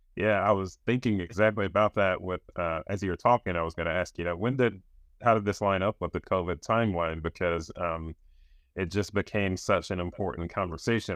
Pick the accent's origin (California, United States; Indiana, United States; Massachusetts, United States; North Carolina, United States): North Carolina, United States; I'm from North Carolina